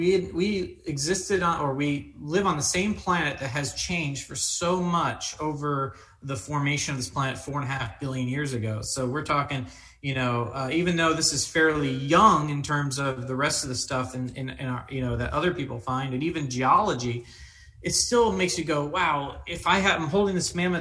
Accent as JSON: {"language": "English", "town": "Daytona Beach", "region": "Florida", "country": "United States", "tie": "born or raised there", "said": "when I was young, I grew up in Daytona Beach"}